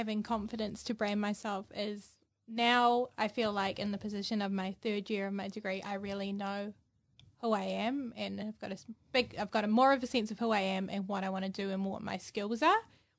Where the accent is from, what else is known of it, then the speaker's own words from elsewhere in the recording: Hamilton, Waikato, New Zealand; I'm from Hamilton.